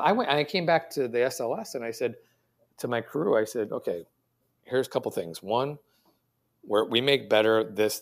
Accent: United States; I'm an American

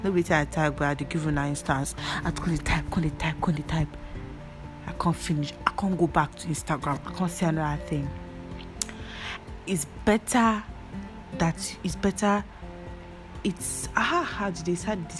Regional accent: Nigeria; I'm a Nigerian

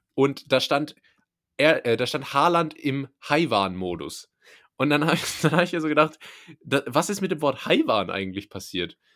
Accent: Rhineland-Palatinate, Germany; ich komme ja aus der Pfalz

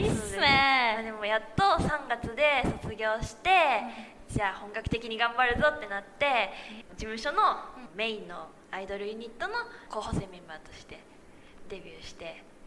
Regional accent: Osaka, Japan; 大阪出身だから

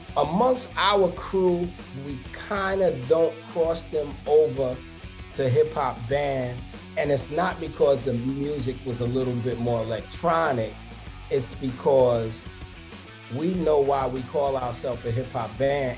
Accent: New York City, New York, United States; I'm from Brooklyn.

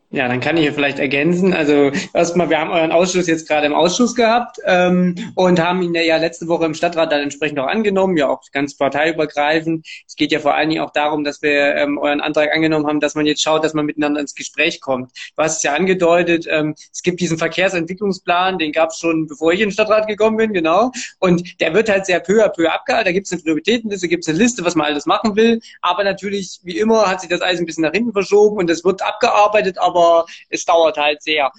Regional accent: Erfurt, Thuringia, Germany; also born or lived in Gera; Ich bin in Gera geboren, allerdings in Erfurt aufgewachsen, hier auch zur Schule gegangen

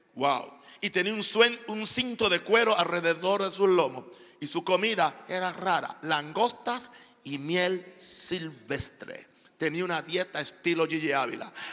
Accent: Naguabo, Puerto Rico; moved away; also born or lived in Panama; un pueblo en el este de Puerto Rico donde, donde yo nací

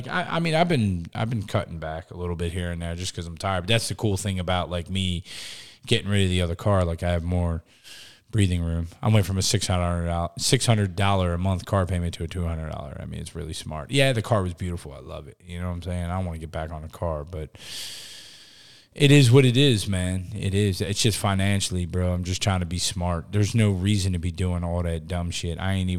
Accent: New Jersey, United States; I'm from Jersey.

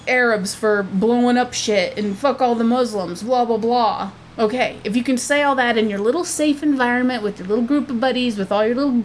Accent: United States; I am from America

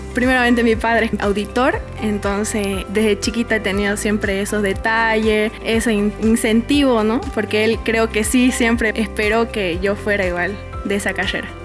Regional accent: Villamontes, Tarija, Bolivia; also born or lived in Santa Cruz, Bolivia; nací en Santa Cruz, pero vengo de Villamonte

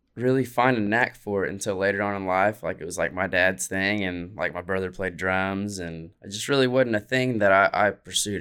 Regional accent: Muskogee, Oklahoma, United States; I played at Oklahoma Music Hall of Fame." Like, these are my hometown stuff

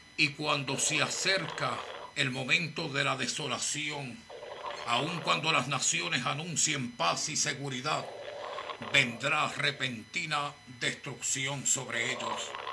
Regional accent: Puerto Rico; mi tierra, Puerto Rico

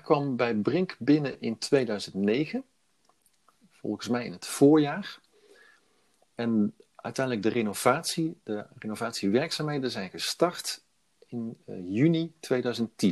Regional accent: Veghel, North Brabant, Netherlands; also born or lived in Brussels / Milan / Utrecht / Eindhoven; in Veghel heb ik eigenlijk mijn hele leven gewoond

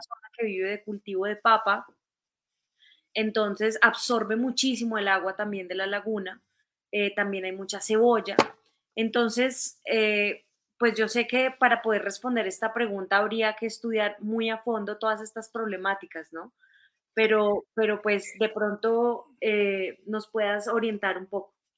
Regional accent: Ibagué, Tolima, Colombia; en mi barrio donde yo me crié, en, en Ibagué, una ciudad muy cerca de Bogotá

